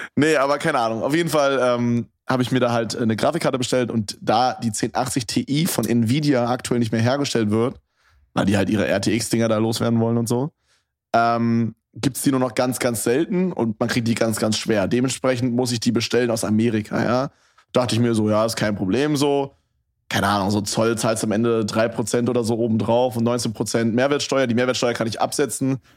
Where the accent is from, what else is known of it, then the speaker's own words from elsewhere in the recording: Berlin, Germany; bei uns in Berlin